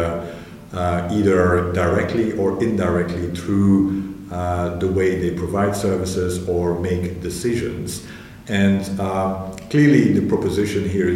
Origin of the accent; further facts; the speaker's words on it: Belgium; moved away as an adult; also born or lived in Glasgow; I'm initially from Belgium, where I was based